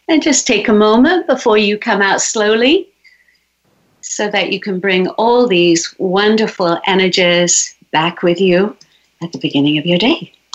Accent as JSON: {"language": "English", "region": "England", "country": "United Kingdom", "tie": "born or raised there", "moved": "as an adult", "said": "I was born in England"}